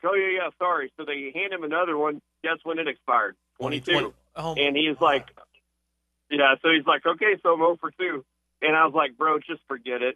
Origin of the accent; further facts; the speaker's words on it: South Arkansas, United States; I grew up in South Arkansas, going to War Memorial for years